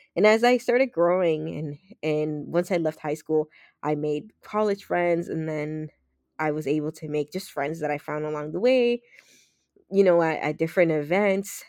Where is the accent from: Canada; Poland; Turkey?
Canada; Toronto, Ontario; also born or lived in Los Minas, Dominican Republic; my childhood friends from Toronto that I grew up on Weston Road